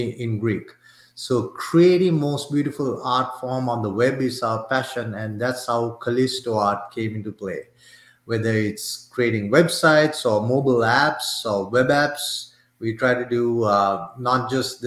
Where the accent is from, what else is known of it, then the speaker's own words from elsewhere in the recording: Sri Lanka; moved away; I'm originally from Sri Lanka, and my mom and dad both are, they work for the government in Sri Lanka